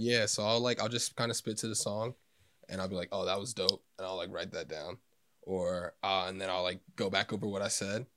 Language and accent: English; Elsmere, Kentucky, United States; from Northern Kentucky, uh, Ellesmere